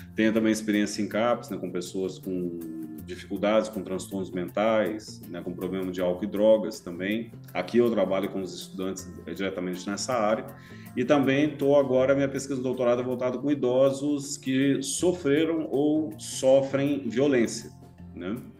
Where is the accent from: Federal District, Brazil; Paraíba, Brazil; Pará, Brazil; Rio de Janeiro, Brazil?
Federal District, Brazil; Brasília; also born or lived in Goiânia, Brazil; now in Curitiba, Brazil; eu sou natural de Brasília